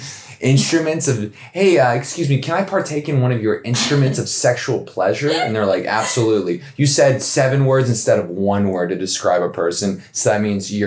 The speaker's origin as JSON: {"language": "English", "town": "Atlanta", "region": "Georgia", "country": "United States", "said": "I'm from Atlanta."}